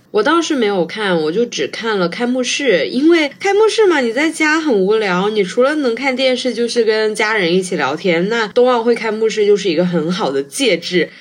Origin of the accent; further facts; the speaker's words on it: Sichuan, China; 我是四川人嘛，因为我们这边就几乎不下雪